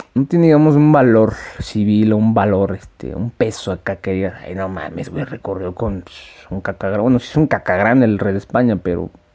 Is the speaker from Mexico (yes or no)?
yes; Mexico; yo soy un ciudadano mexicano